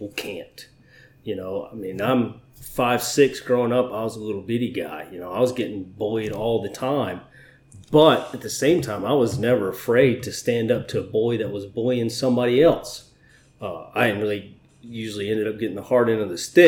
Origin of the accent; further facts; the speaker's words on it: Florida, United States; also born or lived in Georgia / Alabama / Navarre, Florida; I grew up in Florida